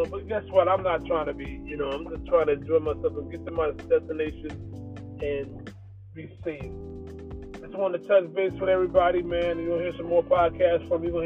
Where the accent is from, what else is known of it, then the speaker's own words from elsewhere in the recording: Trenton, New Jersey, United States; I'm from Trenton, New Jersey.